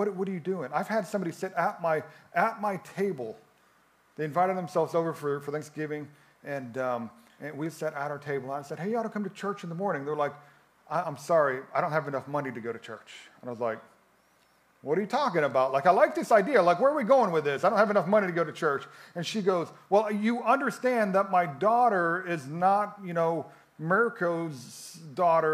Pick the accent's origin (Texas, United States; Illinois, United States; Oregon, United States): Illinois, United States; a little town outside Chicago; moved away as an adult; now in Florence, Italy; I'm from Chicago, a little town outside Chicago